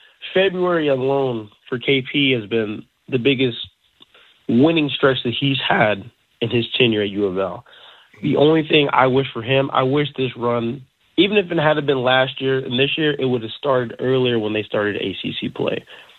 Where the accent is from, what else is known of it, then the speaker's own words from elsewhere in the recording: North Carolina, United States; I grew up in North Carolina.